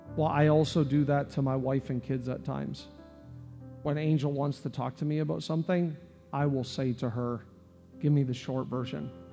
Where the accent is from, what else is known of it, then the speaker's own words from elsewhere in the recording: Canada; now in United States; I'm from Canada